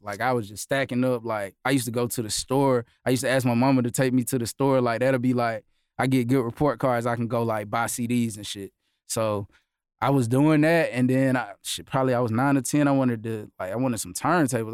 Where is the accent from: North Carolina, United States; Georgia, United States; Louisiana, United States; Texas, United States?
Georgia, United States; Augusta; I'm from Augusta.